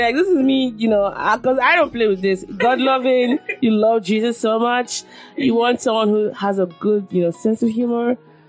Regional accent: Nigeria; I mean, I think being born a Nigerian and the experiences I've had as a Nigerian has been one of the greatest blessings of my life.

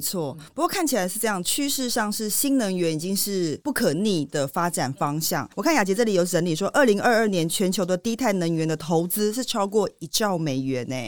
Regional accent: Taiwan; 我们台湾人

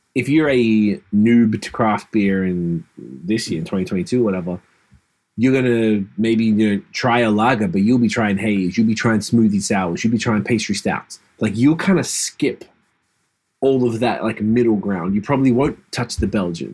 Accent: Australia; I grew up in Australia as a hip hop fan

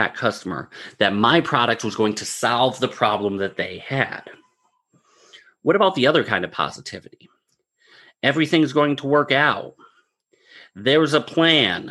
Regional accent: Northeast, United States; I'm from the Northeast

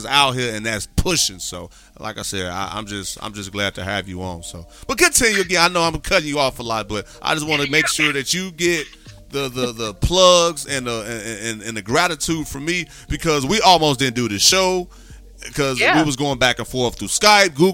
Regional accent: Midwest, United States; moved away; also born or lived in Texas; I'm from the Midwest

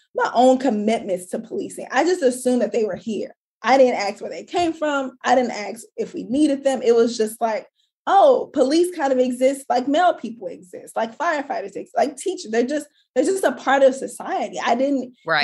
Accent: St. Louis, Missouri, United States; where I grew up in St. Louis, I did not grow up in a community with tree lined streets.

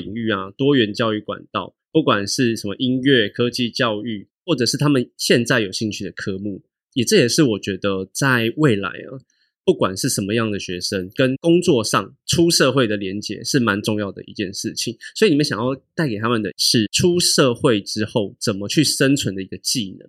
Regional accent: Taipei, Taiwan; 还是对我台北人太那个？

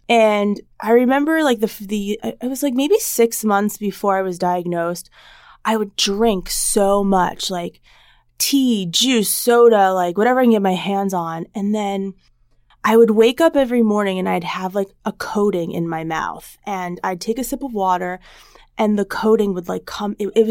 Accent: New Jersey, United States; So I'm originally from New Jersey, but my parents moved out to the east end of Long Island, or as everybody knows, is the Hamptons, over 14 years ago.

